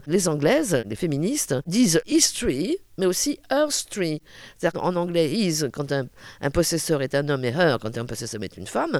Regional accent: Brittany, France; je suis bretonne

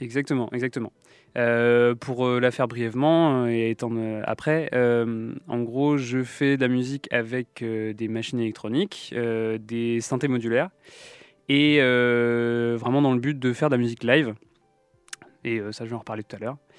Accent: Lorient, Brittany, France; also born or lived in Brest; now in Nantes, France; j'ai grandi à Lorient

